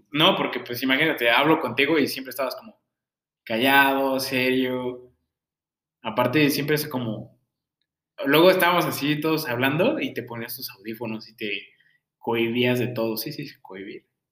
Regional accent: Mexico City, Mexico; moved away; yo vengo de la Ciudad de México

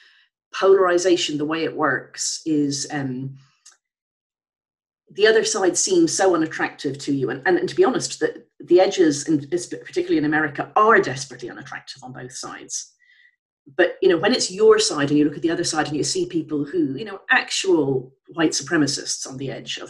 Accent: Ireland; I'm Irish.

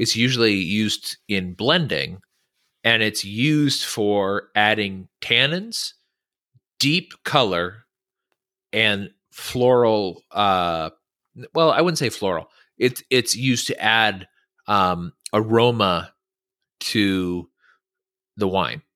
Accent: California, United States; moved away; also born or lived in Virginia; growing up in California, which is a huge state, we traveled all the time to other states

